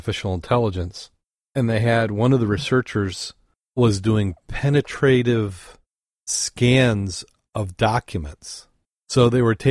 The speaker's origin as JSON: {"language": "English", "region": "Great Lakes", "country": "United States", "tie": "born or raised there", "said": "growing up on the Great Lakes"}